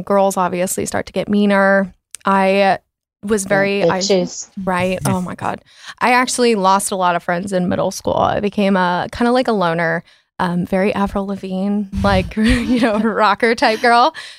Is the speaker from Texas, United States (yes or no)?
yes; Coppell, Texas, United States; But I grew up in Coppell, really like stereotypical life up until like I got to like my late middle school, early high school.